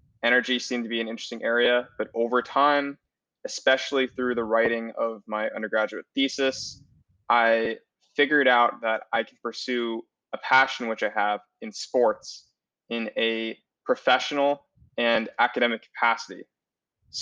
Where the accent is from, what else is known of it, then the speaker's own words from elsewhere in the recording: West Palm Beach, Florida, United States; moved away; also born or lived in Chicago; I am from Florida originally, West Palm Beach